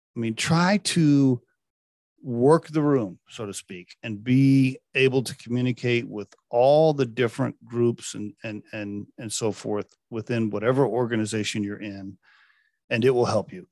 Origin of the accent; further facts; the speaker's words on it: Chickasha, Oklahoma, United States; moved away; my hometown back in, uh, Chickasha, Oklahoma. It's where I went to, uh, junior high, high school and college.